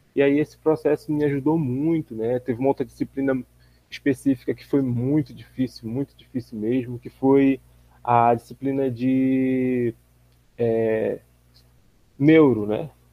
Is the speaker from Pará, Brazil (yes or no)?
yes; Belém, Pará, Brazil; moved away as an adult; now in Miracema, Brazil; Eu sou natural de Belém do Pará